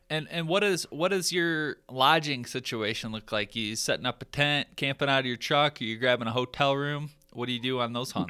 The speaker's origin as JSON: {"language": "English", "region": "Michigan", "country": "United States", "tie": "born or raised there", "moved": "yes", "lives_now": "Colorado, United States", "said": "growing up in Michigan, like that's that's my roots"}